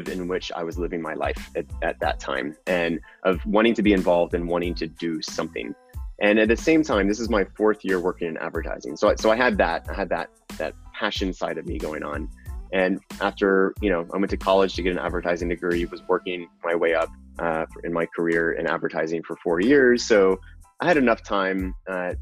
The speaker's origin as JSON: {"language": "English", "region": "Texas", "country": "United States", "also_born_or_lived": "New York", "moved": "yes", "said": "I'm also from Texas"}